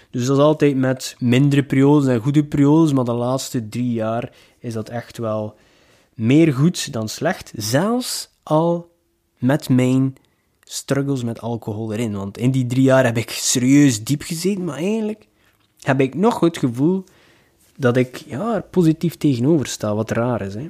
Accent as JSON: {"language": "Dutch", "town": "Ostend", "region": "Flanders", "country": "Belgium", "said": "ik ben van Oostende, van de zee"}